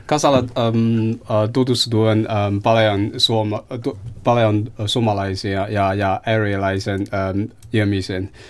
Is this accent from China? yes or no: yes; China; Finnish is a second language; moved away as an adult; now in Helsinki, Finland; olen kiinalainen, uh, olen asunut Suomessa noin kolme vuotta